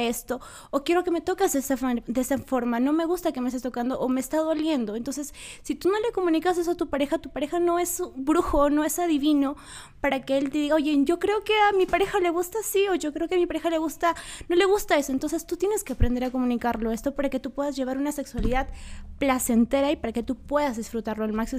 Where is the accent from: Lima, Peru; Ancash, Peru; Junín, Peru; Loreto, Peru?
Junín, Peru; Huancayo; Hoy en día nosotros vivimos, somos de acá de Huancayo